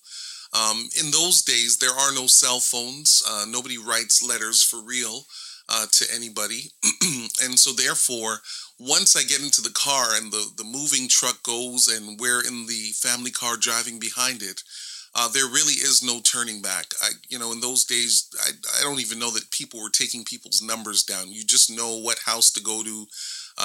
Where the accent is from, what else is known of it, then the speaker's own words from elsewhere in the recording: Toronto, Ontario, Canada; I live in Toronto, Ontario, and I was born in Canada, and this is where I've spent a majority of my lifetime in this area of the world